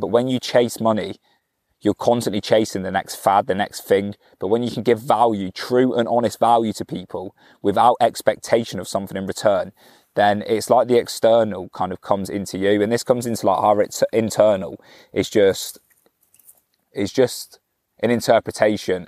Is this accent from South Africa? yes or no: no; Cornwall, South West England, United Kingdom; I'm from Cornwall